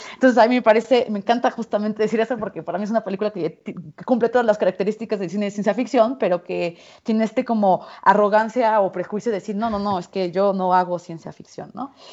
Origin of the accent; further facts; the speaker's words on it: Mexico; soy mexicana